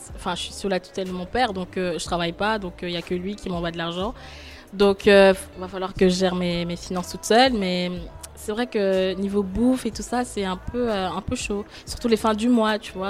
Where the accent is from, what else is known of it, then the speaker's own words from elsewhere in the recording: Côte d’Ivoire; moved away as an adult; now in Geneva, Switzerland; je viens de la Côte d'Ivoire, et ça fait 4 ans maintenant